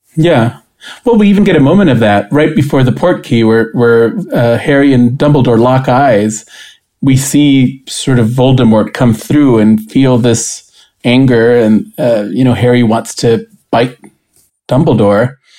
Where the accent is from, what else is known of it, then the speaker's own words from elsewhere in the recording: Costa Rica; moved away as an adult; also born or lived in St. Louis, United States; now in United States; I'm originally from Costa Rica, and I had moved to the United States to be in college.